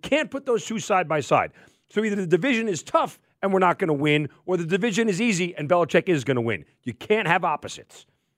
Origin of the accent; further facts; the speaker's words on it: Northeast, United States; now in Atlanta, United States; I'm from the Northeast